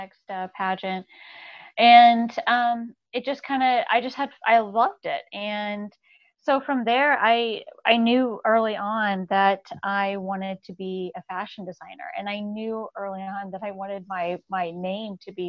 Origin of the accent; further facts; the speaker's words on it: Dallas, Texas, United States; I grew up in Dallas, Texas